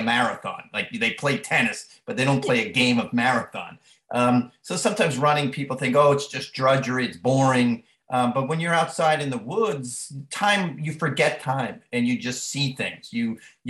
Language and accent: English; Long Island, New York, United States; moved away as an adult; growing up on Long Island in the 60s, 70s in a family of 10 kids